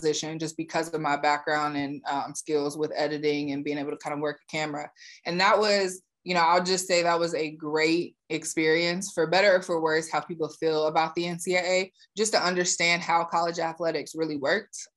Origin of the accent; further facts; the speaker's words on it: Fort Mill, South Carolina, United States; I grew up in Fort Mill, South Carolina.